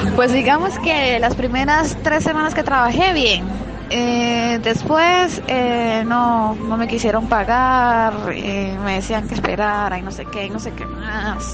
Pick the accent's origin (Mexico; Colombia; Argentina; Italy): Colombia; nosotros, los colombianos